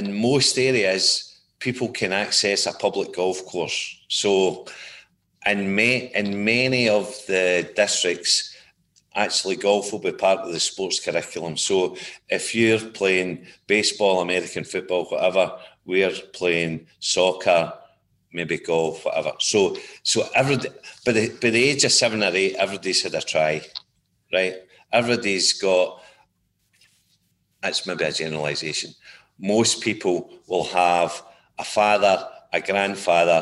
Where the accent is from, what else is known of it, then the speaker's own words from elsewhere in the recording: Gourock, Scotland, United Kingdom; moved away as an adult; also born or lived in Rochester, New York, United States / Raleigh, North Carolina, United States; now in St Andrews, United Kingdom; born and brought up in the Gourock Greenock area